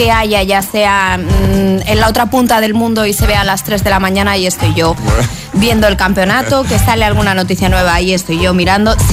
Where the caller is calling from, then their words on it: Jerez de la Frontera, Andalusia, Spain; Hola, buenos días. … de Jerez.